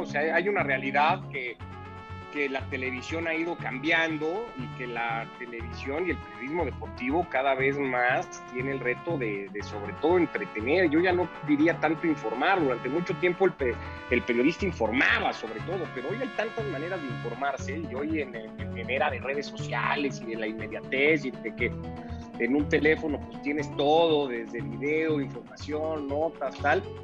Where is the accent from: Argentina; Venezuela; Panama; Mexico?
Mexico; Yo, ya nací en México, igual que mi hermana